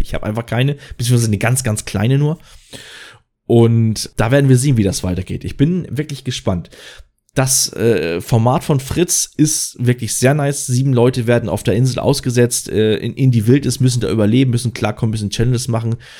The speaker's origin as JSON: {"language": "German", "region": "Schleswig-Holstein", "country": "Germany", "said": "Ich komme aus Schleswig-Holstein"}